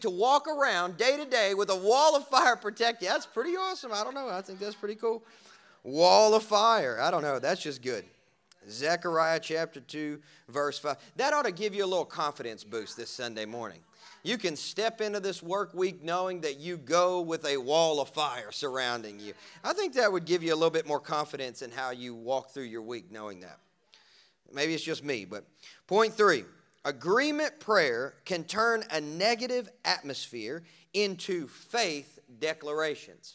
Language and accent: English; Kentucky, United States; I'm from Kentucky